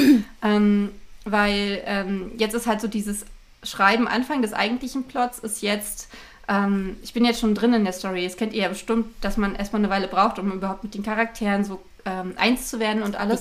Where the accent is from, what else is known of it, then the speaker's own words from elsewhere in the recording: Berlin, Germany; in Berlin-Marzahn ähm, wo ich aufgewachsen bin